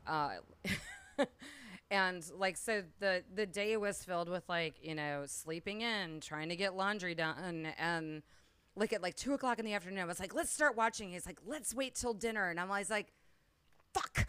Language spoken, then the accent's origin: English; Gulf Coast, United States; moved away; also born or lived in Perdido Key; I am originally from the Gulf Coast